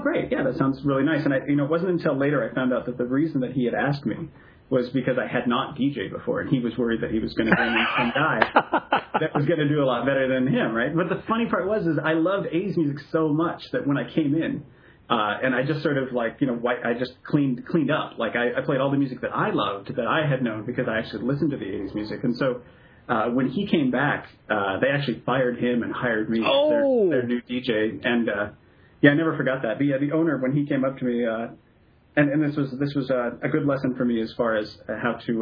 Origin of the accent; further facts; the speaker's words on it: Bellingham, Washington, United States; I grew up in Bellingham, Washington